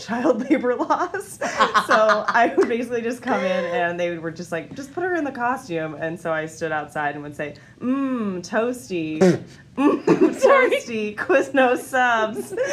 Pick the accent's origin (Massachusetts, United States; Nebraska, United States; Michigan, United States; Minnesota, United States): Massachusetts, United States; moved away; I grew up in Massachusetts